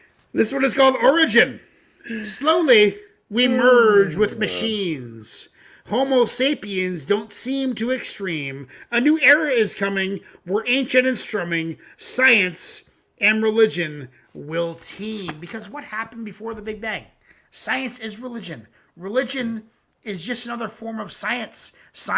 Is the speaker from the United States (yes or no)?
no; Ontario, Canada; I'm Canadian